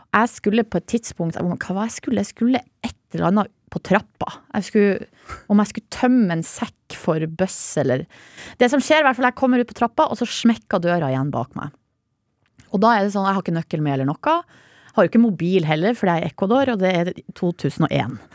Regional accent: Hamarøy, Nordland, Norway; Jeg er jo fra Hamarøy, der får vi ikke opplæring i det. Ikke, da, ikke på 80-tallet da jeg vokste opp

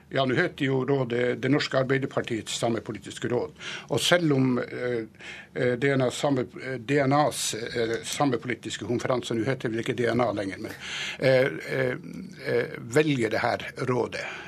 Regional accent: Nesseby, Finnmark, Norway; i Nesseby, der jeg kommer fra

